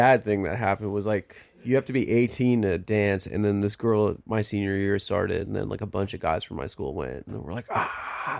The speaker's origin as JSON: {"language": "English", "town": "Las Vegas", "region": "Nevada", "country": "United States", "tie": "born or raised there", "said": "I'm from there."}